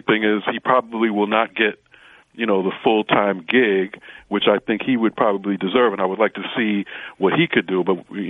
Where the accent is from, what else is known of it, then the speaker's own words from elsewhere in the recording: New York City, New York, United States; because I'm born and raised in Brooklyn, and they have Brooklyn on the chest.